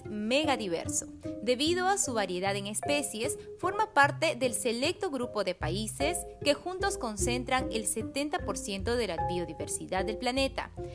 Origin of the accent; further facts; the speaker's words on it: Peru; nuestro Perú